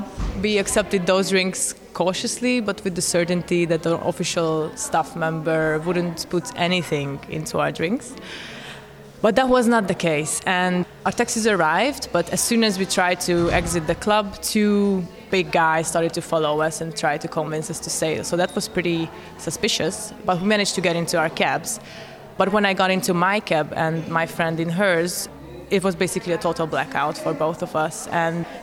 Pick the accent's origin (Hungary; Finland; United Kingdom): Hungary; moved away as an adult; also born or lived in New York; I'm originally from Hungary